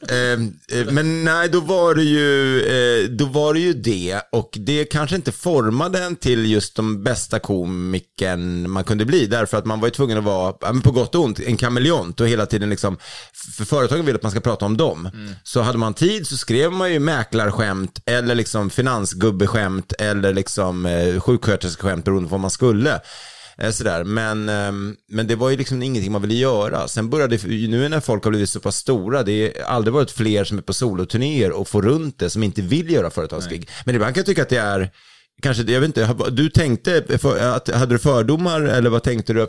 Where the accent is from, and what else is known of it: Sweden